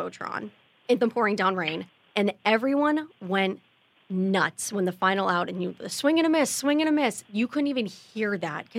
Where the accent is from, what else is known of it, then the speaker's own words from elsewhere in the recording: Pittsburgh, Pennsylvania, United States; moved away; that's my hometown team